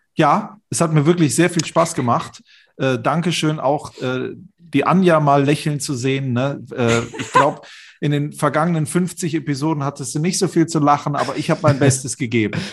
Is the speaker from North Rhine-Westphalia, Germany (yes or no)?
yes; Mönchengladbach, North Rhine-Westphalia, Germany; ich bin in Mönchengladbach aufgewachsen